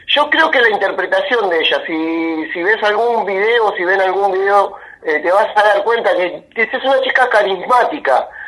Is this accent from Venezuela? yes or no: no; Argentina; yo soy argentino